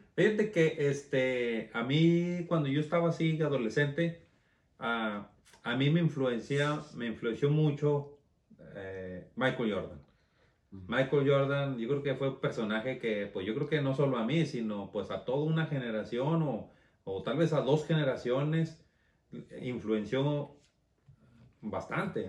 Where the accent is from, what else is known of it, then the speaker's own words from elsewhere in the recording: Torreón, Coahuila, Mexico; moved away as an adult; yo salí huyendo de Torreón, Coahuila